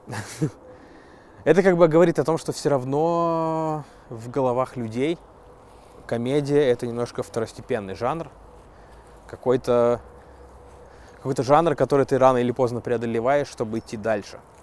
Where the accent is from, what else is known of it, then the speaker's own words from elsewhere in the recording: Zheleznogorsk, Russia; Железногорска, моего родного города